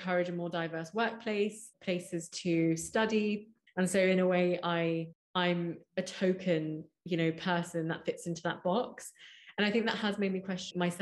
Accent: London, United Kingdom; I grew up in Hounslow, really diverse part of London, West London.

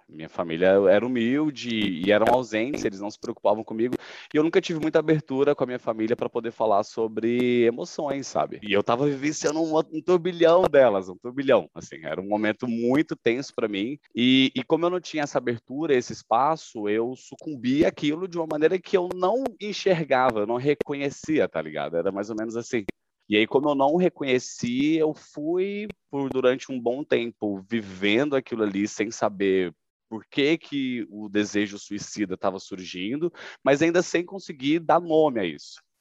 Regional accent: Goiânia, Goiás, Brazil; eu sou natural de Goiânia

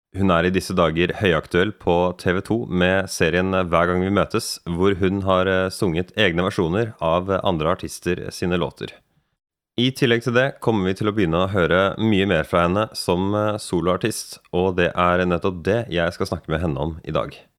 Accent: Norway; Jeg tenker på meg selv som nordmann

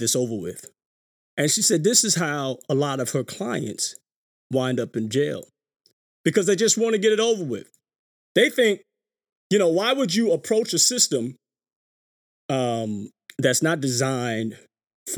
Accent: New York City, New York, United States; growing up in New York City

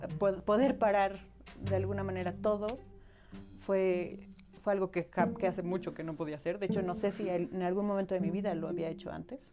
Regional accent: Cholula, Puebla, Mexico; also born or lived in Aguascalientes; now in Puebla, Mexico; mis papás decidieron venir a Cholula, que fue donde crecí, donde, donde me formé

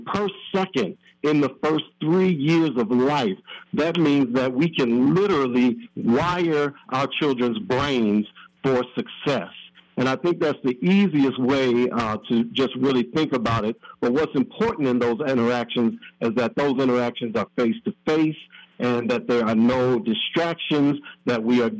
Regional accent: Minneapolis, Minnesota, United States; I'm born and raised in Minneapolis, grew up on the south

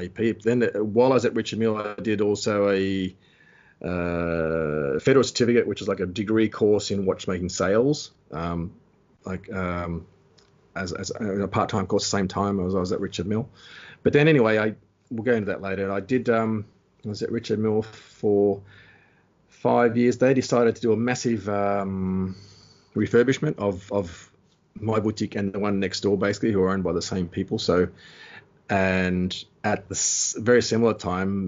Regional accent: Australia; moved away as an adult; also born or lived in Switzerland; I'm from Australia.

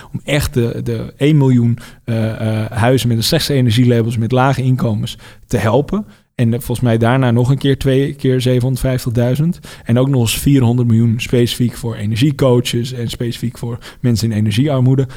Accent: Netherlands; ik ben in Nederland geboren.

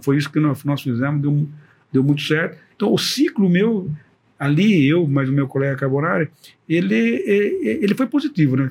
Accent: Brazil; first language Portuguese; somos brasileiros que tomamos conta da escola

